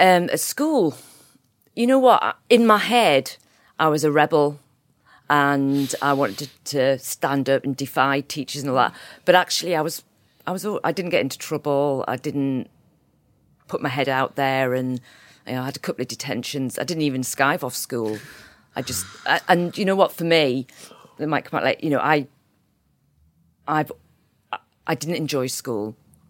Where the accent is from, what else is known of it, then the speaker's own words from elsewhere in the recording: Hexham, North East England, United Kingdom; I was raised in Northumberland, actually. I went to school in a place called Hexham, very countrified town, but sort of based around Newcastle. I'm based in Newcastle now.